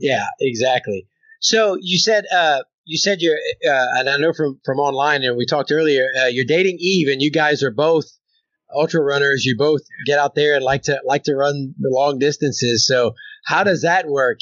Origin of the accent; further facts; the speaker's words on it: Louisiana, United States; now in Oklahoma, United States; I'm in Oklahoma and I'm from Louisiana